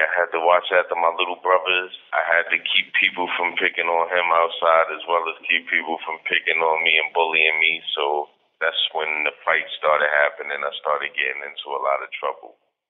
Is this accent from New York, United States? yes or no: yes; Brooklyn, New York, United States; Yeah, very. My mother and my father weren't really in my life. It was more my grandmother and my brother.